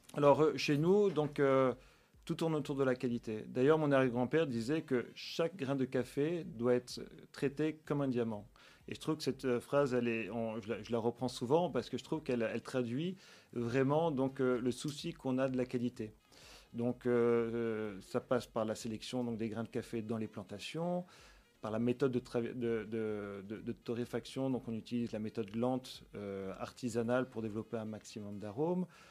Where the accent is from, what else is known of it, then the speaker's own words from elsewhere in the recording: Nice, Provence-Alpes-Côte d'Azur, France; moved away as an adult; also born or lived in Villefranche-sur-Mer / Paris; now in Belgium; Je, suis né, j'ai grandi à Nice